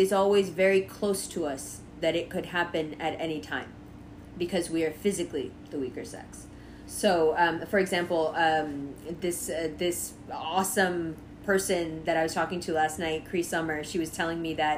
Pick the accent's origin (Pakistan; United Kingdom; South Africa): Pakistan; I'm Pakistani